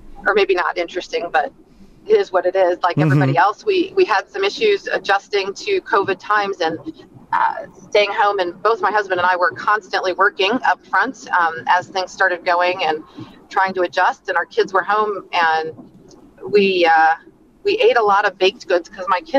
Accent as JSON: {"language": "English", "town": "Chicago", "region": "Illinois", "country": "United States", "also_born_or_lived": "Texas", "moved": "yes", "lives_now": "Elkhart County, United States", "said": "I am originally from Chicago"}